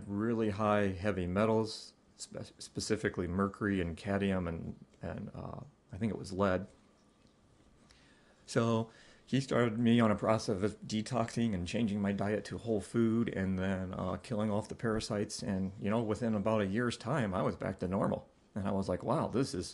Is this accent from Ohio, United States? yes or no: yes; Ohio, United States; I grew up in Ohio, and that's where I'm living currently